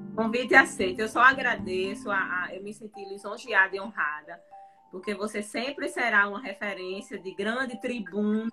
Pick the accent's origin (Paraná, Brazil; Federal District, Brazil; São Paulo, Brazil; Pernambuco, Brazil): Pernambuco, Brazil; Recife; moved away; sou recifense, morro de saudade de Pernambuco